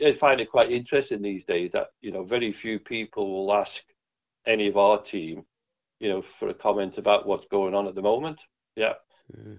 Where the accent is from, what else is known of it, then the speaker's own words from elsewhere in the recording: Liverpool, North West England, United Kingdom; I'm from Liverpool.